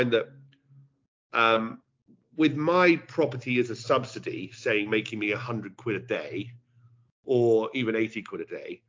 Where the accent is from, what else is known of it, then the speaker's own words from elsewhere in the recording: United Kingdom; also born or lived in London / Cambridge; I'm a Londoner and I'm a Cambridge, you know, a Cambridge boy. I've been lucky enough to live between both. School in Cambridge, boarding school for 5 years